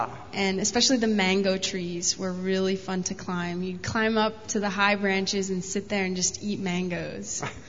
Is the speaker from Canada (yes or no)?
no; Nicaragua; I was raised in Nicaragua. I was there for 11 years.